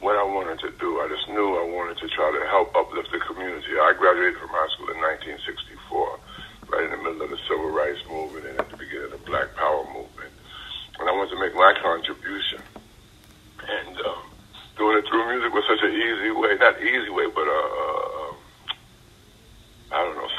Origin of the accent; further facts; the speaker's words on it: New York City, New York, United States; now in South Carolina, United States; I grew up in Brooklyn. And Brooklyn, New York, at the time I was growing up